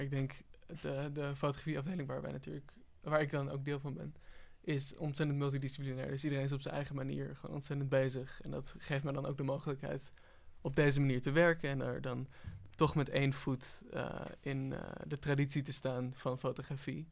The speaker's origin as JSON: {"language": "Dutch", "country": "Netherlands", "said": "als Nederlander"}